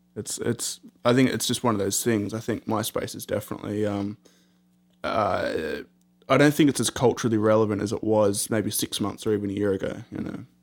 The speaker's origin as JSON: {"language": "English", "country": "Australia", "said": "being Australian"}